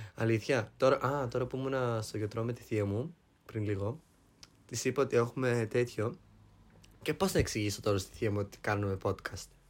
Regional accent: Greece; now in Germany; από το χωριό μου

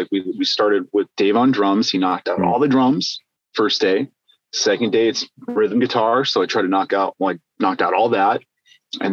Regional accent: Alaska, United States; moved away as an adult; also born or lived in Nebraska; now in California, United States; I'm from Alaska. I was born and raised way up there.

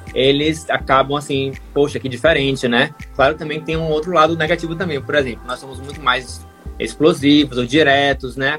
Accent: Brazil; moved away as an adult; eu já saí do Brasil como um gerente

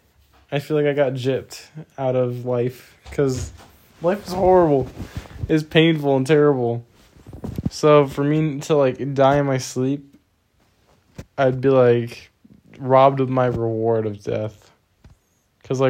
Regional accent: United States; I'm American

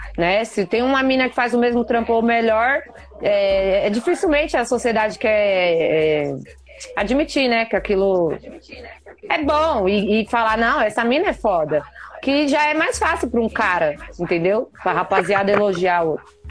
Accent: São Paulo, Brazil; sou de Taipas

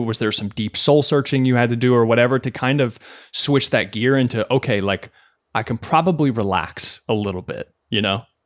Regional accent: Kentucky, United States; moved away as an adult; now in New York City, United States; born and raised in Kentucky

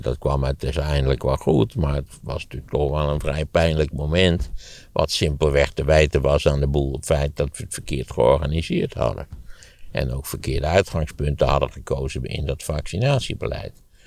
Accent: Wageningen, Gelderland, Netherlands; de plaats waar ik opgegroeid ben als voorbeeld geven, Wageningen

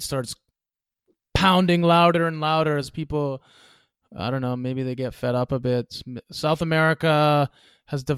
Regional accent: Canada; as a Canadian, I can come back to Canada and work any bullshit

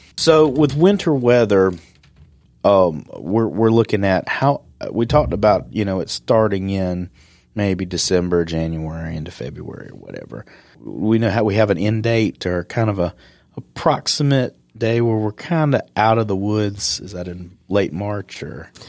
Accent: Upstate South Carolina, United States; moved away; me growing up in South Carolina and the upstate

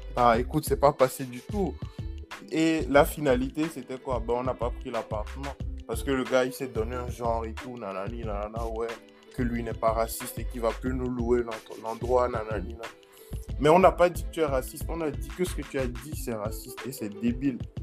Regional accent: Togo; moved away as an adult; j'ai fait juste de la maternelle jusqu'en terminale au Togo.

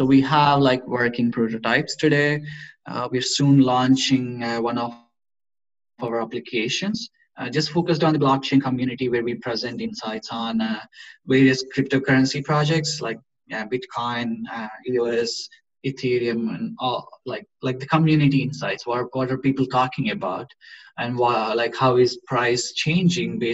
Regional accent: India; now in Gothenburg, Sweden; We are both from India

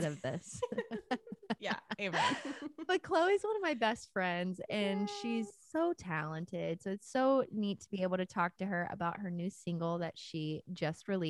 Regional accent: South Louisiana, United States; moved away; I came from South Louisiana, very small town too

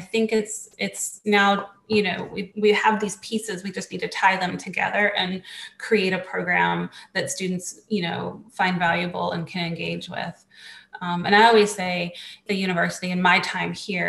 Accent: Charlotte, North Carolina, United States; I'm from Charlotte. I went to West Charlotte High School. I went to Piedmont Middle School. I went to Hickory Grove Elementary School

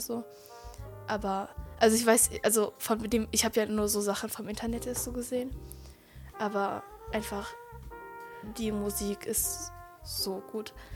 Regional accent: Germany; ich bin ja in Deutschland hier so geboren und aufgewachsen

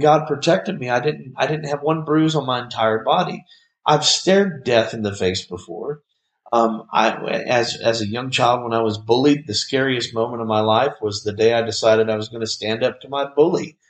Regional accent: Bartlett, United States; Me and several of my friends from my hometown of Bartlett

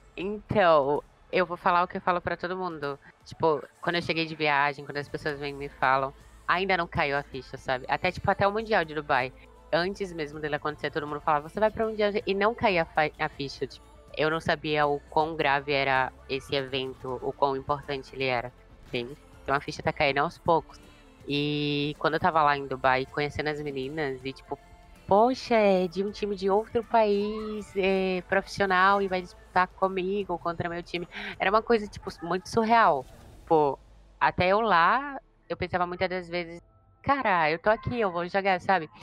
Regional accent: Aracaju, Sergipe, Brazil; eu sou de Aracaju

